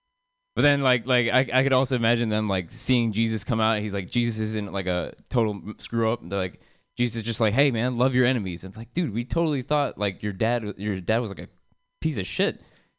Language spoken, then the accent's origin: English; India; I'm Indian, you know, because it's convenient. I look like this. It'd be really confusing. I also have Indian parents that make them proud, I guess. Yeah, I like being Indian.